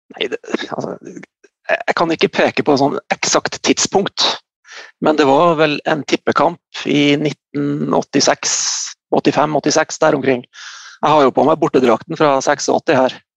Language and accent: Norwegian; Bardu, Troms, Norway; also born or lived in Salangen; jeg er opprinnelig fra Bardu, så jeg begynte å spille i Bardu